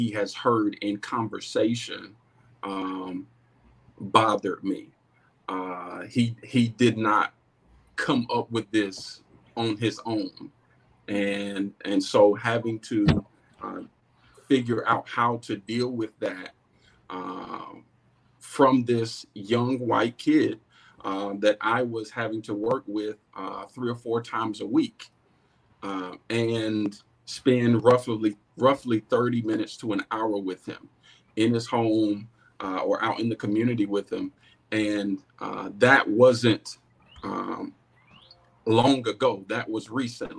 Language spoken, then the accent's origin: English; Goldsboro, North Carolina, United States; I'm born and raised right here in Goldsboro.